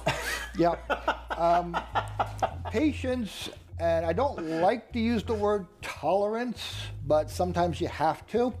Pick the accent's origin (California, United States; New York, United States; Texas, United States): New York, United States; Long Island; Born and raised on Long Island